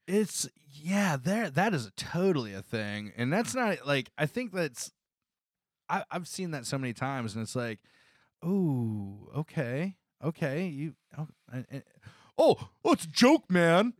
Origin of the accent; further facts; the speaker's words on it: Northwest Ohio, United States; now in Columbus, United States; I grew up in Northwest Ohio